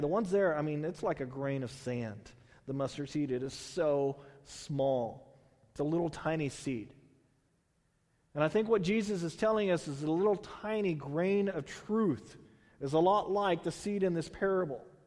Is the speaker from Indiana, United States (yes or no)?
no; Houston, Texas, United States; also born or lived in Bay Area, California; now in Tulare, United States; I grew up in Houston. I, you know, then we moved to the Bay Area, and then coming out here